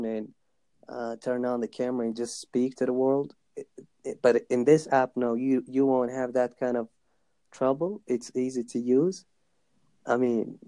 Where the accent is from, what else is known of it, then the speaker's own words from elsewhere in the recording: Afghanistan; I'm from Afghanistan